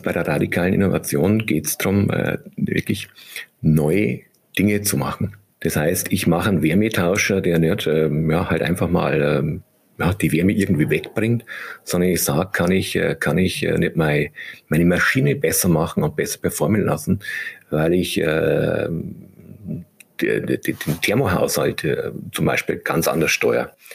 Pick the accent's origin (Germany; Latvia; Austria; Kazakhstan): Germany; bei uns in Deutschland